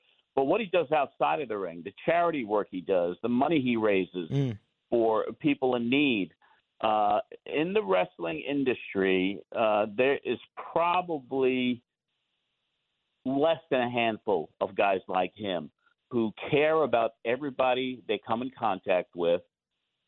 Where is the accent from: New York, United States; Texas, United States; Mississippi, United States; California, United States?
New York, United States; Long Island; now in Tennessee, United States; We're both from Long Island